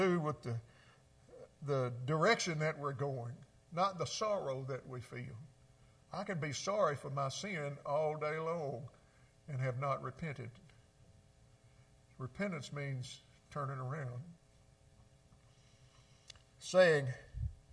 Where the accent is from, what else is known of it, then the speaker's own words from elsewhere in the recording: Mississippi, United States; I grew up in Mississippi